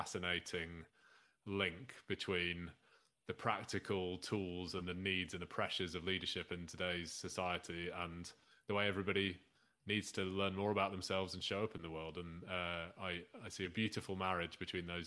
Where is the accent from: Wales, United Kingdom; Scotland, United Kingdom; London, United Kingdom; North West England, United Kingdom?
North West England, United Kingdom; Lancashire; moved away; I'm a lapsed Lancastrian, although it's a good few years since I lived in Lancashire